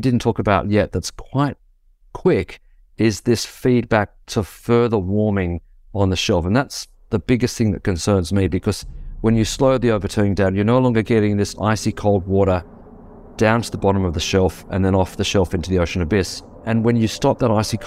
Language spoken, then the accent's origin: English; Australia; I'm from Australia